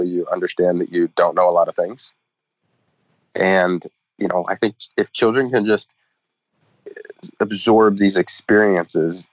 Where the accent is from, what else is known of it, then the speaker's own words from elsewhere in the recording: Kansas, United States; moved away; back to Kansas to read to the elementary schools in my hometown